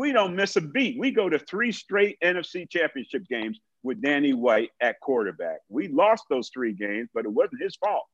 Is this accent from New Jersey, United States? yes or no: yes; New Jersey, United States; I'm from Jersey.